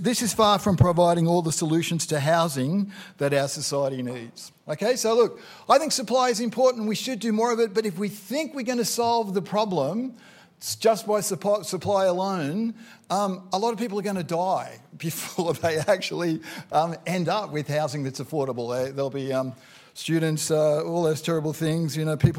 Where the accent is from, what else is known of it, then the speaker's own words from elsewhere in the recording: Hobart, Tasmania, Australia; I come from Hobart